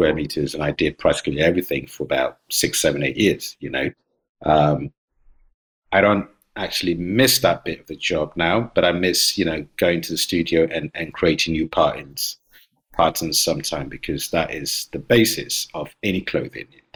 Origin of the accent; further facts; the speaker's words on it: Ghana; also born or lived in London, United Kingdom; now in Bergen, Norway; I was born in Ghana. I used to live in London